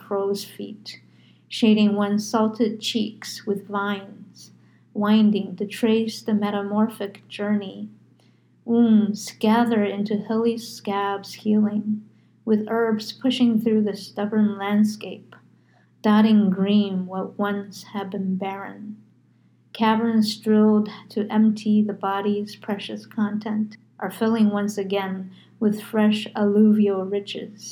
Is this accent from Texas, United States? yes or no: no; New York, United States; now in Arizona, United States; I'm from New York